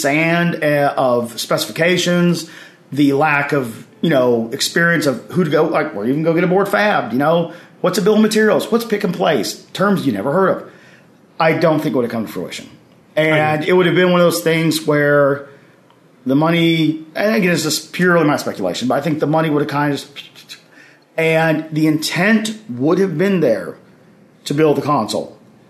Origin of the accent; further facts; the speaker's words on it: Oxford, Mississippi, United States; And I was, you know, born and raised in Oxford, Mississippi, not too far away.